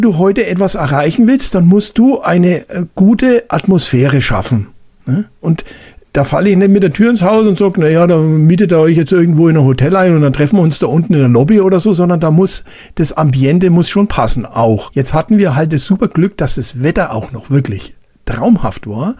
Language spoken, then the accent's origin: German; Bavaria, Germany; bei uns in Bayern